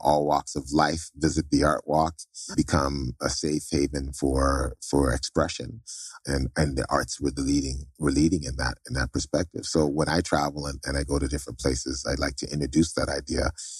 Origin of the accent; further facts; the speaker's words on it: Toronto, Ontario, Canada; moved away; also born or lived in Trinidad / Barbados / Anguilla; I was born in Toronto to Jamaican parents.